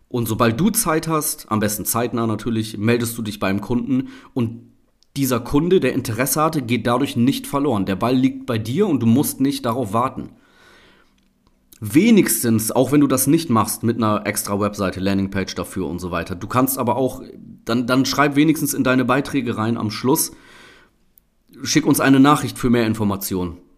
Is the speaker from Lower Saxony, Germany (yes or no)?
yes; Oldenburg, Lower Saxony, Germany; ich habe mehrere Plakate in äh, Oldenburg, meiner Heimatstadt hier, gesehen